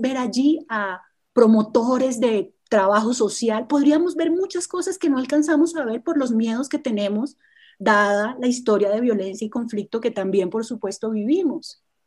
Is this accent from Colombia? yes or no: yes; Colombia; como colombiana y como historiadora